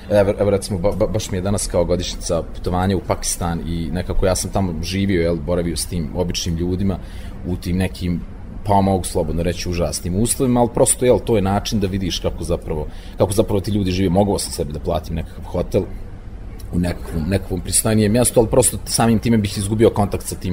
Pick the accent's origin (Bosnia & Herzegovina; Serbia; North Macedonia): Bosnia & Herzegovina; Banja Luka, Republika Srpska; ja sam iz Banja Luke